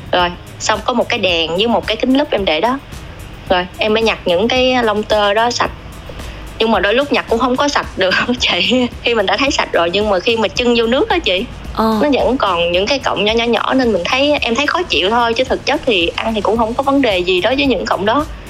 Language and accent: Vietnamese; Đồng Tháp, Vietnam; moved away as an adult; also born or lived in Châu Thành District, Đồng Tháp; now in Ho Chi Minh City, Vietnam; quê em ở Đồng Tháp